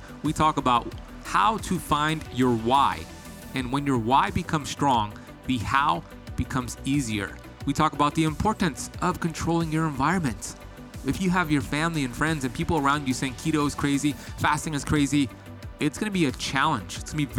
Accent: Miami, Florida, United States; with my story growing up here in Miami, addicted to drugs and bad habits.

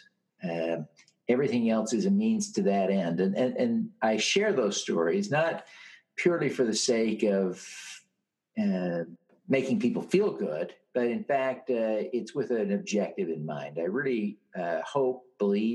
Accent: Utah, United States; my home state here in Utah

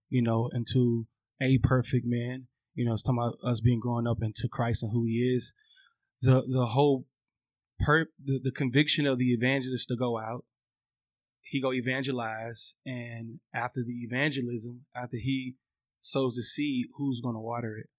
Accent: Atlanta, Georgia, United States; also born or lived in Louisiana; now in Los Angeles, United States; I was raised in A T L

